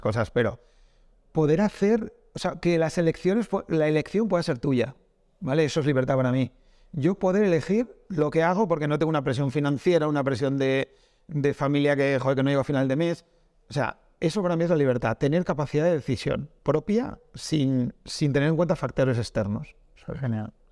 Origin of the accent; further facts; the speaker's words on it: Castile, Spain; soy de Castilla y ahí hay pueblos muy pequeños